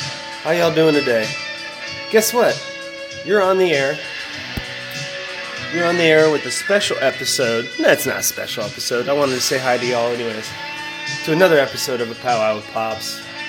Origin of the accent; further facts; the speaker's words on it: Sarasota, Florida, United States; they've got boat races every year where I grew up in Sarasota.